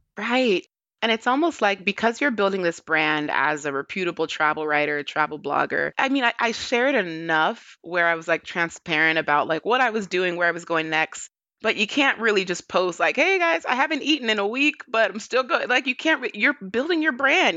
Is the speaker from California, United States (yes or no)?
yes; Hayward, California, United States; moved away; my home city. where I grew up in Hayward, California.